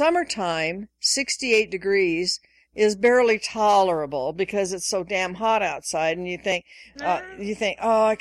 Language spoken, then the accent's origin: English; Washington, United States; moved away; I grew up in Washington State, various parts of Washington State